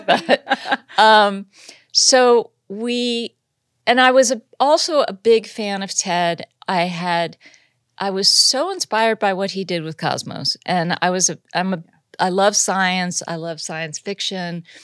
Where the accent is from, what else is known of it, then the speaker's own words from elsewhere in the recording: Los Angeles, California, United States; also born or lived in Massachusetts; I was from Los Angeles. I met my boyfriend who became my husband at college, and we were both native, so we moved back to L